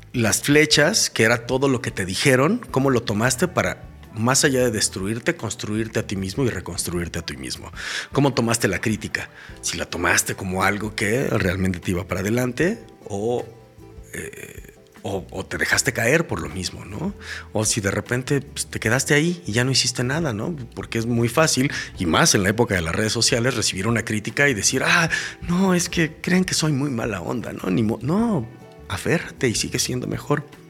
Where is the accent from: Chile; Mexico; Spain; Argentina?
Mexico; como mexicanos